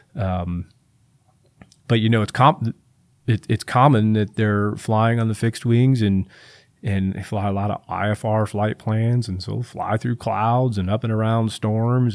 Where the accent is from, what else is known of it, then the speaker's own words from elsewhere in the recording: Tampa, Florida, United States; I'm from Tampa Bay